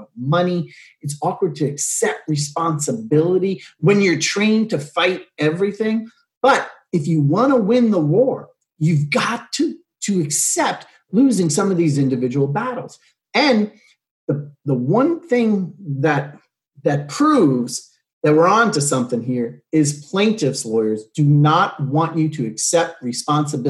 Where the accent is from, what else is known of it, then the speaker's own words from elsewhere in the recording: New York City, New York, United States; moved away as an adult; now in California, United States; I'm from New York. I'm from Staten Island, New York